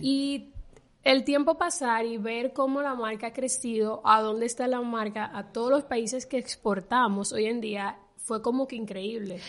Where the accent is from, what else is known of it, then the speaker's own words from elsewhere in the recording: Dominican Republic; en mi país, en República Dominicana, se le dice pelo